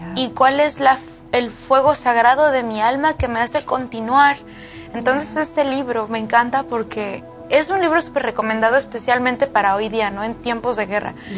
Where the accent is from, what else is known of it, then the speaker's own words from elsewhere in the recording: Mexico; moved away; mi pueblo, en, en México